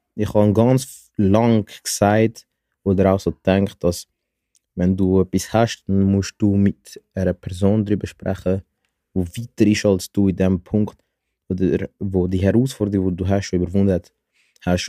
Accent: Zurich, Switzerland; ich komme aus Zürich

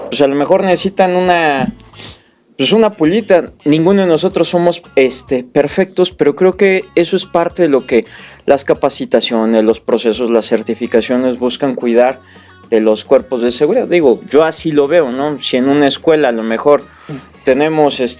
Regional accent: Mexico; Bueno, como, mexicanos pues nos

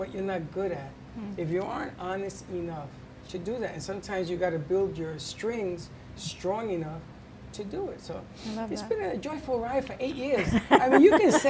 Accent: New York City, New York, United States; I grew up in the Bronx

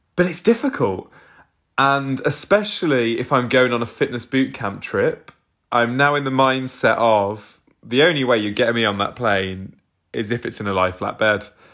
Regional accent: Southampton, South East England, United Kingdom; I'm not from London. I'm from Southampton, but near enough

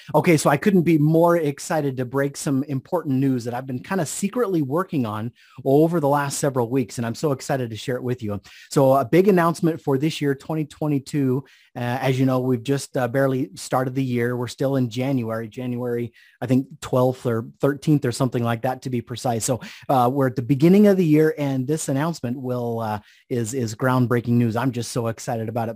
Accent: Idaho, United States; moved away as an adult; also born or lived in Orlando, Florida; I moved back to my home state of Idaho

